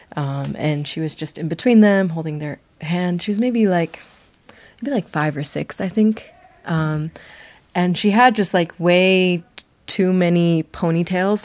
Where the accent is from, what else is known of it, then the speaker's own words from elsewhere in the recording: United States; moved away as an adult; now in Nairobi, Kenya; I am, yes, a Chinese American, but I'm an American who came here